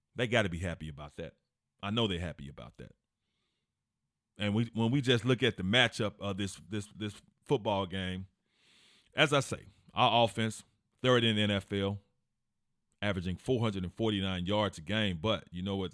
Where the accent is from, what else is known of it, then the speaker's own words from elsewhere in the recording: Memphis, Tennessee, United States; I'm from Memphis